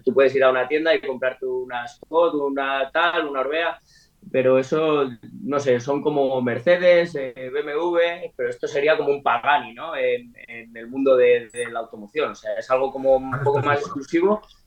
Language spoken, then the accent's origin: Spanish; Spain; nosotros somos españoles